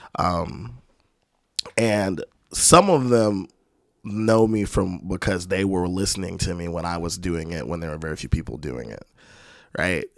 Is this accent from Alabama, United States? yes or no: yes; Spanish Fort, Alabama, United States; also born or lived in Landstuhl, Germany / California; my mom moved with me back to the Mobile area in Alabama